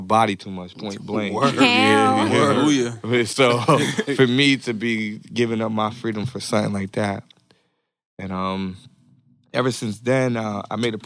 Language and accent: English; Norwalk, Connecticut, United States; also born or lived in Stamford, Connecticut; I'm 32, so I spent the rest of my life in Norwalk